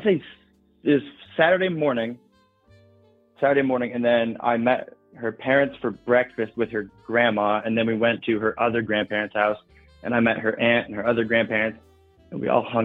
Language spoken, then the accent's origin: English; Iowa, United States; moved away as an adult; I'm from Iowa